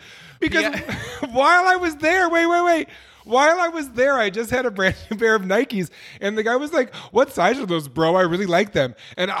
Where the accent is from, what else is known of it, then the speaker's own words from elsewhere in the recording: Syracuse, New York, United States; moved away as an adult; now in Las Vegas, United States; Yes, I'm originally from Syracuse, New York. But last week was actually my 17th anniversary here in Las Vegas. I left Syracuse on Memorial Day 2004.